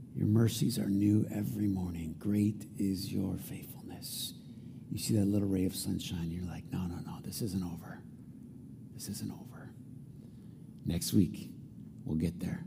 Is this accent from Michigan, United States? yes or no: yes; Flint, Michigan, United States; growing up in Flint